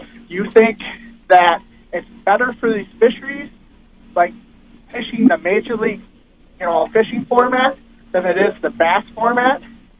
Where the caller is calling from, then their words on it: Wisconsin, United States; from Wisconsin.